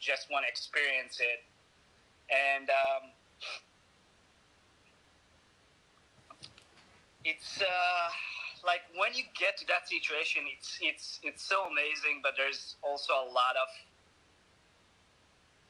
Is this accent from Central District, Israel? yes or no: yes; Hod HaSharon, Central District, Israel; moved away; also born or lived in Tel Aviv; outside of Tel Aviv in my hometown, Hod HaSharon.